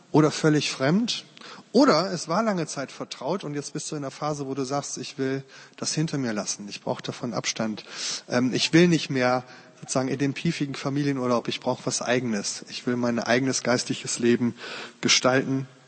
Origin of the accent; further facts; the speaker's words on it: Uerdingen, North Rhine-Westphalia, Germany; im Jahr 85 hat meine Heimatstadt Bayer-Irdingen 05 den DFB-Pokal gewonnen.